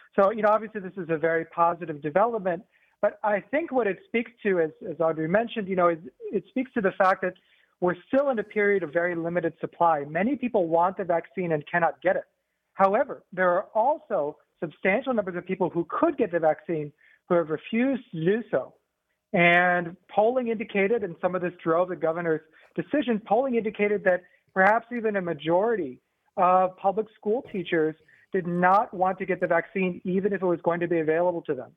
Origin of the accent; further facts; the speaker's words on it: northern Indiana, United States; moved away as an adult; also born or lived in West Coast; now in Georgia, United States; I grew up in Indiana, actually, in uh, northern Indiana